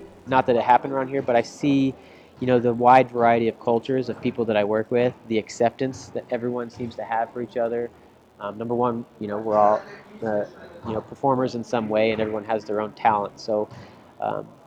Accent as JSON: {"language": "English", "town": "Dallas", "region": "Texas", "country": "United States", "tie": "born or raised there", "moved": "yes", "lives_now": "Orlando, United States", "said": "I'm a Dallas guy, born and raised in Texas, grew up in Dallas watching the Texas Rangers"}